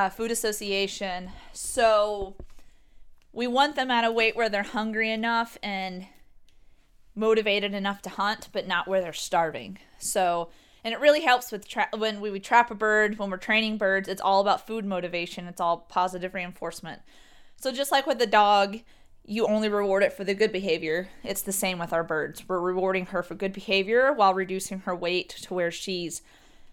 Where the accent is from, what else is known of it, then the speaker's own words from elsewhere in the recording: Texas, United States; moved away; I'm from Texas and I was born, raised, you know, hunting and fishing.